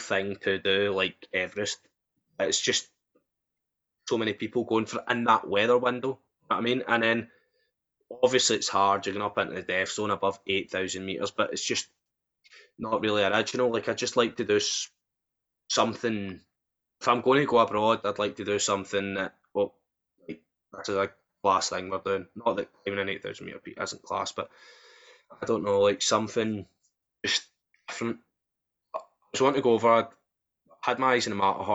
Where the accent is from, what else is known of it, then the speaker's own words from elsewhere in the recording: Scotland, United Kingdom; growing up in Scotland